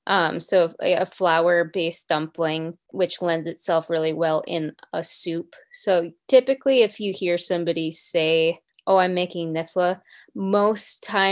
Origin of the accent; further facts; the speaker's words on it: North Dakota, United States; now in Minneapolis, United States; owner of Mary Ellen's Bistro here in Minneapolis, and I grew up in North Dakota.